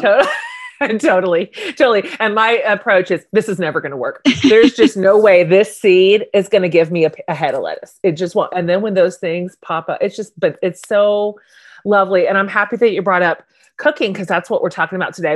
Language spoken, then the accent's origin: English; Wichita, Kansas, United States; But you and I are both Kansas girls. I grew up in Wichita